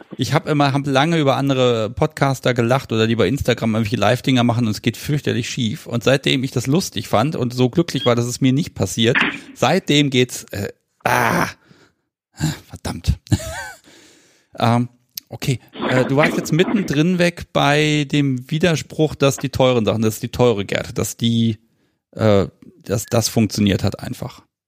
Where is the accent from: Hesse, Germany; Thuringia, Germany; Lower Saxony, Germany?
Lower Saxony, Germany; Hanover area; ich bin ja kein Hannoveraner, ich komme ja aus dem Umland.